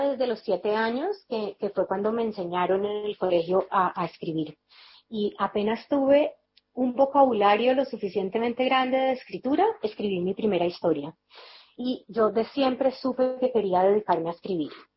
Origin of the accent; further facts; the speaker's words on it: Cali, Valle del Cauca, Colombia; also born or lived in Bogotá; yo estudié en Bogotá, pero yo soy de Cali